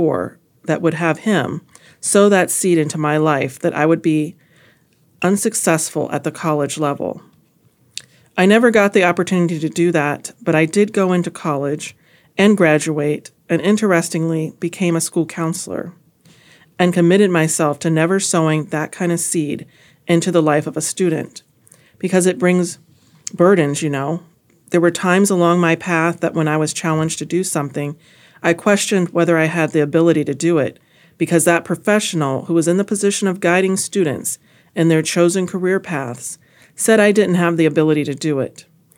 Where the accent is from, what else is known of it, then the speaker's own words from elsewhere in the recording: East St. Louis, Illinois, United States; I grew up in East St. Louis, Illinois, District 189.